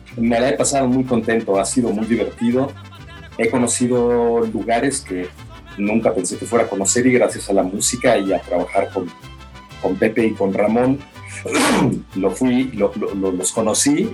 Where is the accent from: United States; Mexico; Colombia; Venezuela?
Mexico; venimos de México